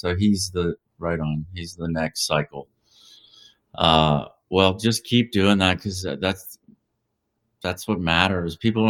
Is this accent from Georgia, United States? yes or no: yes; Georgia, United States; moved away; I'm originally from Georgia. That's become a serious problem in my old home state.